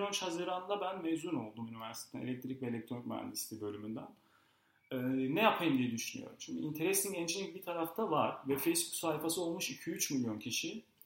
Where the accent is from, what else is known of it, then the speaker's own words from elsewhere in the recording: Gaziantep, Turkey; moved away as an adult; now in Istanbul, Turkey; Gaziantep'liyim. Gaziantep'te doğdum, büyüdüm, okudum.